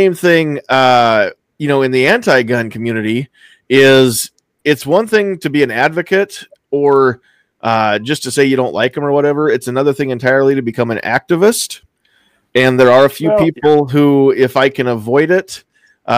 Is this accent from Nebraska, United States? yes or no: yes; Mobb County, Nebraska, United States; the county that I grew up